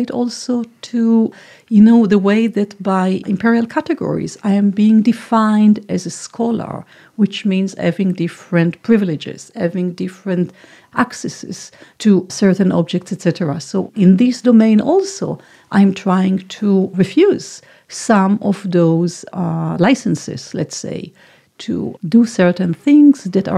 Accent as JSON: {"language": "English", "country": "Palestine", "tie": "born there", "said": "And what does it mean that I was born in Palestine and interpolated to forget all these components of my identity?"}